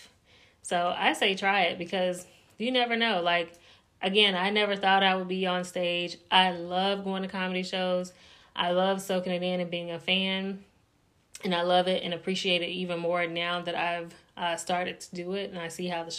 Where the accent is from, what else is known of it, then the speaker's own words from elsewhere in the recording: North Carolina, United States; moved away as an adult; now in Indianapolis, United States; I'm from North Carolina, moved to Indianapolis, Indiana, moved for my husband's job